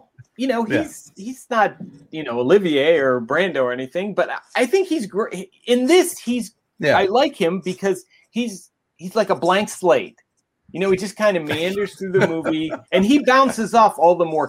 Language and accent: English; Ohio, United States; I was growing up in Ohio.